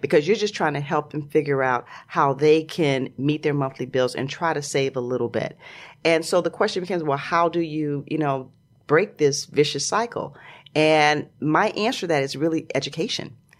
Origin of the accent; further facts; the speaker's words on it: Chicago, Illinois, United States; moved away; also born or lived in New York / Los Angeles; I grew up in Chicago, and all my family's in Chicago